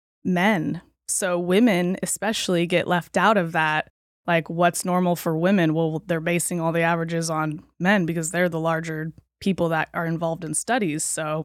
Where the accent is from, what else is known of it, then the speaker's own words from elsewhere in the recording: California, United States; But I was raised here in Humboldt County. … my parents have owned Lima's Pharmacy for the last 25, 30 years.